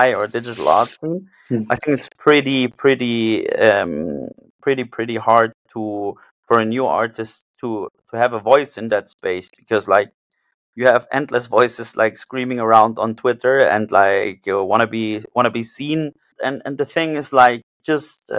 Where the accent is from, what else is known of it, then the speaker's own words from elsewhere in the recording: Germany; also born or lived in Vienna, Austria / Japan / South Africa / Oxford; I lived all my life there.